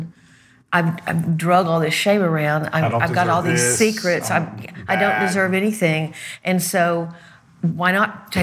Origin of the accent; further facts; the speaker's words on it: Arkansas, United States; I'm from Arkansas.